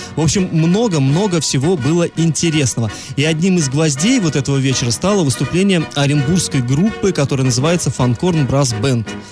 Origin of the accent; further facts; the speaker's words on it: Ufa, Bashkortostan, Russia; now in Orenburg, Russia; я сам из Уфы